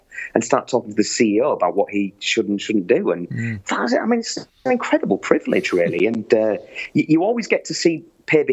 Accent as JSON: {"language": "English", "town": "York", "region": "Yorkshire and the Humber", "country": "United Kingdom", "tie": "born or raised there", "moved": "yes", "said": "I was an elected councillor in my hometown of York."}